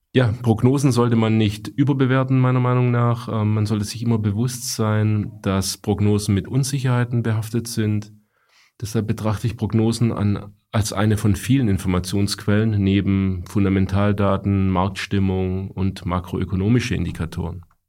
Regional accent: Stuttgart, Baden-Württemberg, Germany; ich als Stuttgarter

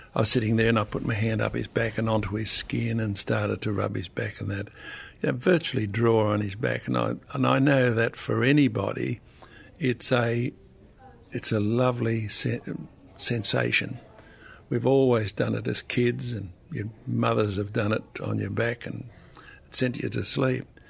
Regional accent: Australia; me being Australian

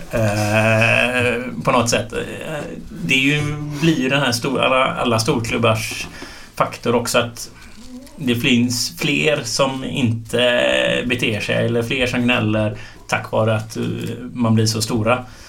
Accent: Gothenburg, Västra Götaland, Sweden; jag bodde varannan vecka eller ja, lite sådär i Tynnered och varannan vecka i Linné

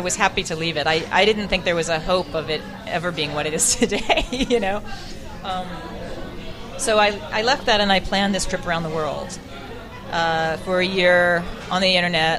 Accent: Australia; I'm an Australian in China, and I ended up in Australia.

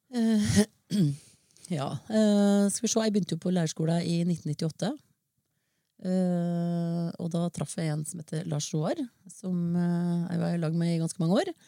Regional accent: Norway; Jeg vokste opp oppe i Liom, mm. på en gard

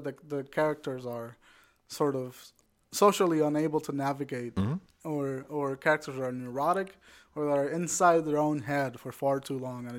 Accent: United States; English is a second language; also born or lived in Puerto Rico; My accent's all over the fucking place. I'm a Puerto Rican man that learned English by watching British television while growing up in America.

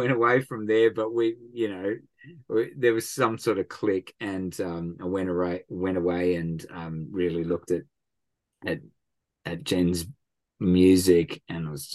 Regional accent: Thirroul, New South Wales, Australia; my hometown down here

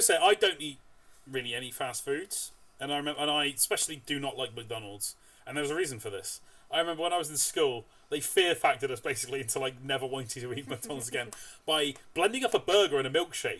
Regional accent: United Kingdom; You know, we're British.

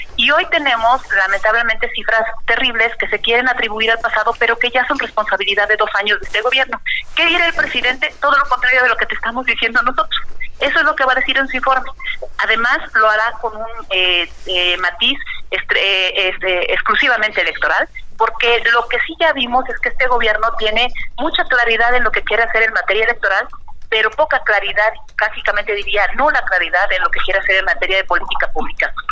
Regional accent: Mexico

